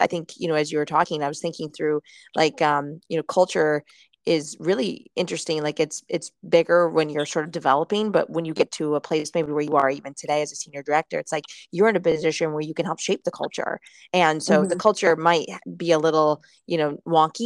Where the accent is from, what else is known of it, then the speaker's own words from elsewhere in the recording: Michigan, United States; moved away; also born or lived in Cleveland; I'm from Michigan